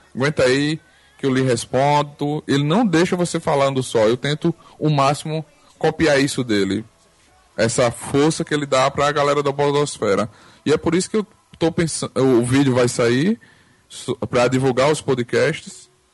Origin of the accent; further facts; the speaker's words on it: Arapiraca, Alagoas, Brazil; Eu sou de Arapiraca, Alagoas